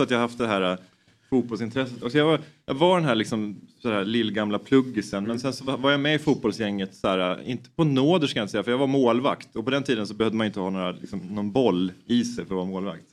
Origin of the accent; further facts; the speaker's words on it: Knivsta, Uppsala County, Sweden; Jag är uppväxt i Knivsta då, utanför Uppsala